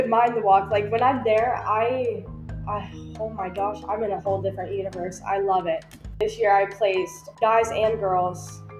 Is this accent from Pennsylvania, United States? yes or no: no; West Virginia, United States; growing up in West Virginia